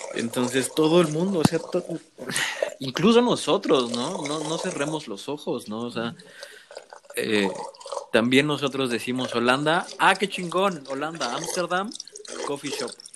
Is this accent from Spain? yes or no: no; Mexico; moved away; soy mexicano